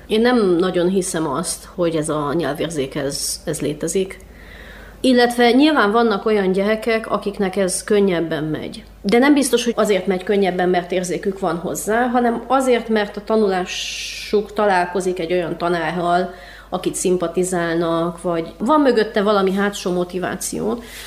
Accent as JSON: {"language": "Hungarian", "town": "Cluj-Napoca", "region": "Cluj County", "country": "Romania", "tie": "born or raised there", "said": "én Kolozsváron nőttem fel, és én jártam román iskolába is"}